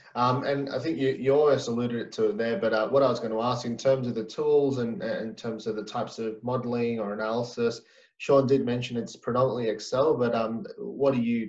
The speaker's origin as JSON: {"language": "English", "country": "Australia", "said": "we're from Australia"}